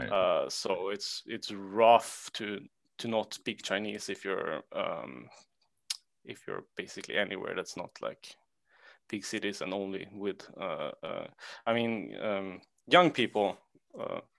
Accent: Sweden; English is a second language; Uh, I'm from Sweden.

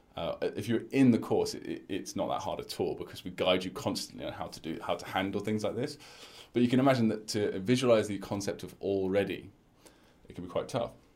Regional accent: United Kingdom; my culture personally as a British person

